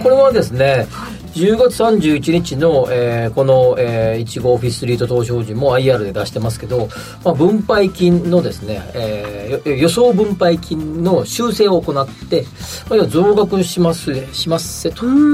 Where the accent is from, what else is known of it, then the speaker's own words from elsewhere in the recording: Kansai, Japan; 僕らみたいな関西出身